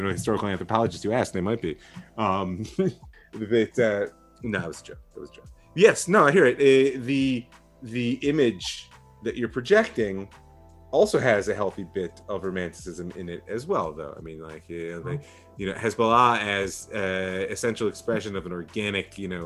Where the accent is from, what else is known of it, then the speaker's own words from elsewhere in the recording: Cleveland, Ohio, United States; now in Israel; I grew up in Cleveland